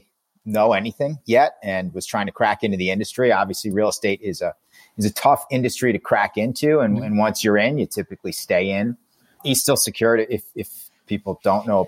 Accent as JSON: {"language": "English", "region": "East Coast", "country": "United States", "also_born_or_lived": "San Francisco", "said": "I'm from the East Coast"}